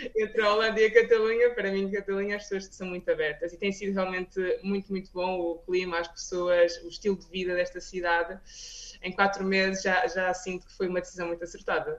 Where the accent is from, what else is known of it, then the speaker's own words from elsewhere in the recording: Espinho, Aveiro District, Portugal; moved away as an adult; also born or lived in Porto, Portugal / Lisbon, Portugal / Rotterdam, Netherlands; now in Barcelona, Spain; eu sou de Espinho, não é? Estudei no Porto, na Faculdade de Farmácia